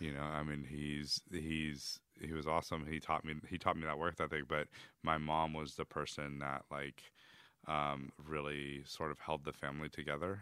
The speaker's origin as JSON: {"language": "English", "region": "Texas", "country": "United States", "tie": "born or raised there", "said": "I was born in Texas"}